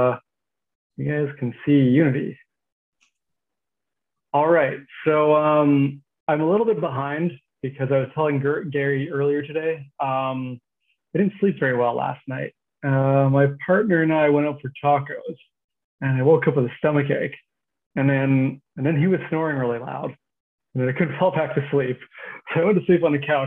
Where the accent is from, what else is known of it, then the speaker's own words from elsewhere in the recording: Regina, Saskatchewan, Canada; We grew up in Regina.